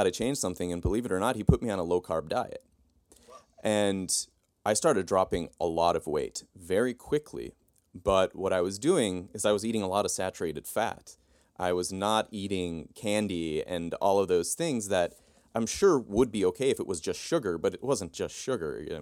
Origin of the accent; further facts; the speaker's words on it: Turkey; now in United States; and I grew up in Turkey. And when I came back to the United States, uh, I swelled up like a balloon.